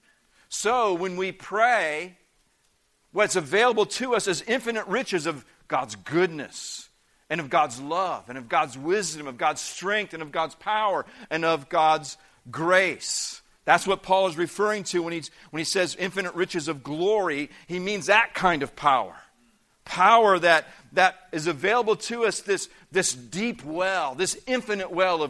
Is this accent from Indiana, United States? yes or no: yes; Indiana, United States; moved away; also born or lived in Peoria, Illinois; I grew up in the Midwest part of the country. I grew up in the state of Indiana.